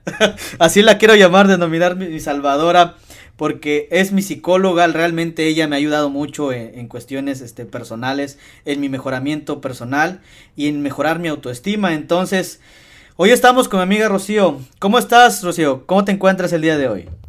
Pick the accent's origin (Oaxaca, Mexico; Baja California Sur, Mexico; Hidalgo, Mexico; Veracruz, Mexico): Hidalgo, Mexico; Tasquillo; somos originarios de Tasquillo y los dos somos de Remedios